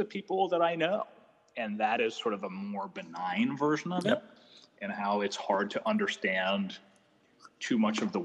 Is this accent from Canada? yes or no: yes; Canada; I'm Canadian